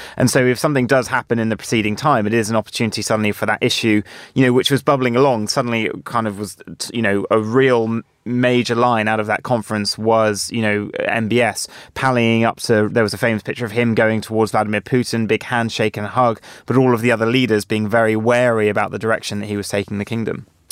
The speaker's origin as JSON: {"language": "English", "country": "Jersey", "tie": "born or raised there", "said": "I, I grew up in Jersey"}